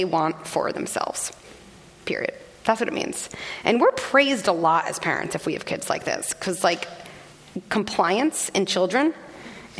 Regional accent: Scarsdale, New York, United States; I grew up in Scarsdale, New York, a very privileged, relatively homogeneous

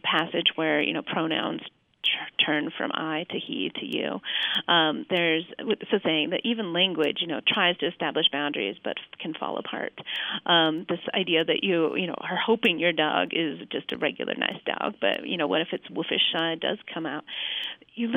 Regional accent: Salt Lake City, Utah, United States; moved away as an adult; now in Flagstaff, United States; my history as a girl growing up in Salt Lake

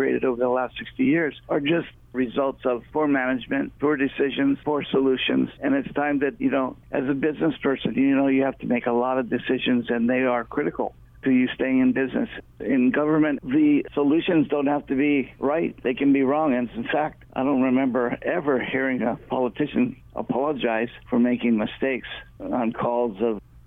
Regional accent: Hawaii, United States; people of Hawaii, especially those who have been living here their whole lives like I have

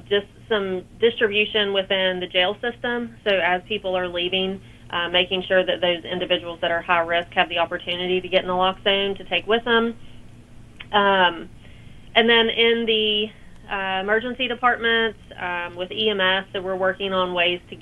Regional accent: South Charleston, West Virginia, United States; So I'm from South Charleston, so I grew up in South Charleston. I've been here pretty much the majority of my life.

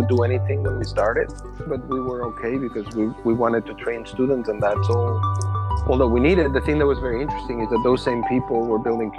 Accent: Barcelona, Catalonia, Spain; moved away as an adult; now in United States; I was born in Barcelona

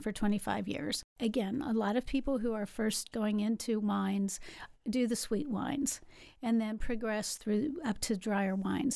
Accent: West Virginia, United States; moved away as an adult; also born or lived in Louisville, Kentucky; now in Kilbourne, Illinois, United States; I grew up in West Virginia, but that seems like a thousand years ago now

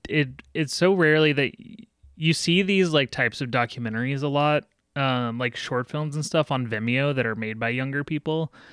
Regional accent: Texas, United States; where I grew up in Texas and in, in a smaller town

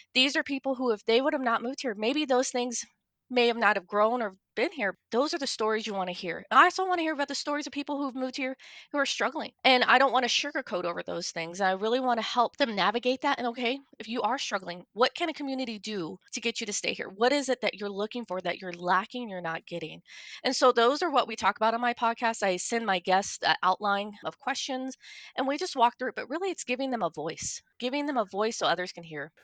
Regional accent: Kansas City, United States; moved away as an adult; now in Bowman, North Dakota, United States; I'm originally from Kansas City

